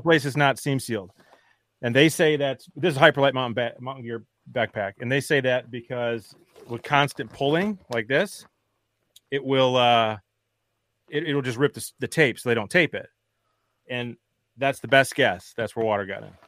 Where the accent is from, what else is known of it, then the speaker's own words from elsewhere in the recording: Wisconsin, United States; I'm from Wisconsin